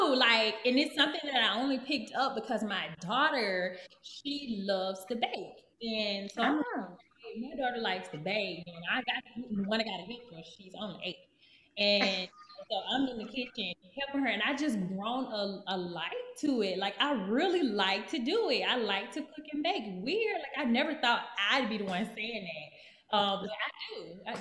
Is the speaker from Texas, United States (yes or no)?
yes; Texas, United States; I've only been here for about a month and a half, but I come from Texas.